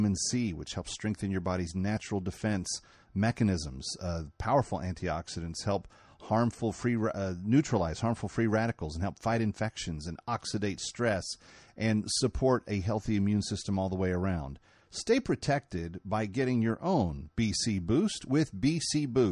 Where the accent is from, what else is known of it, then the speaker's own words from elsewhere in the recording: Dallas, Texas, United States; a 16,000-member church in my hometown of Dallas-Fort Worth